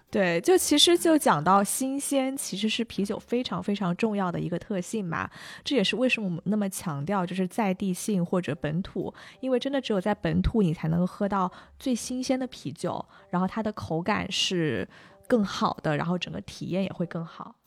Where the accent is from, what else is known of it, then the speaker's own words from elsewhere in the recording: China; moved away as an adult; also born or lived in Atlanta, United States; 我们整个亚特兰大中国人的一个社区